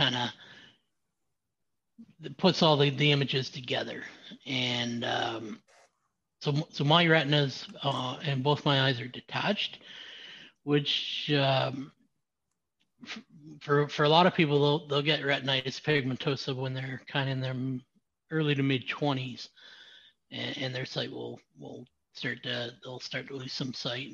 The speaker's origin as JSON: {"language": "English", "region": "Southwestern Ontario", "country": "Canada", "tie": "born or raised there", "lives_now": "Ottawa, Canada", "said": "I was born in Southern Ontario. Southwestern Ontario."}